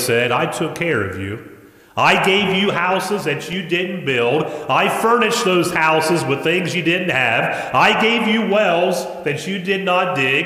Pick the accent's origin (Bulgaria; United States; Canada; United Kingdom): United States; I was born as an American. I've been an American for 50 years now